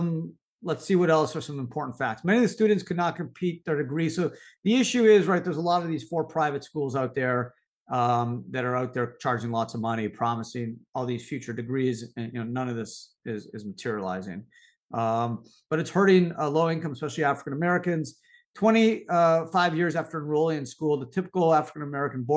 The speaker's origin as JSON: {"language": "English", "country": "Canada", "tie": "born or raised there", "moved": "as an adult", "lives_now": "United States", "said": "I grew up in Canada"}